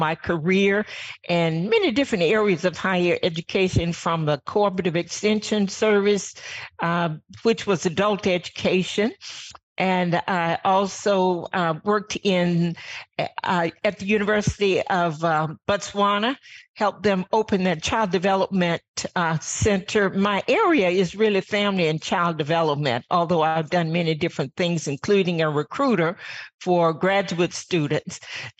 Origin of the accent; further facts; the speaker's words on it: Virginia, United States; I am from Virginia. Grew up on a farm